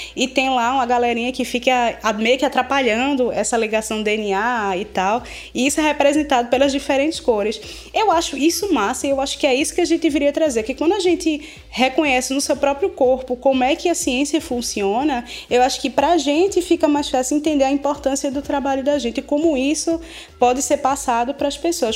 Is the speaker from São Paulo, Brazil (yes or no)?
no; Pernambuco, Brazil; eu sou pernambucana antes de ser brasileira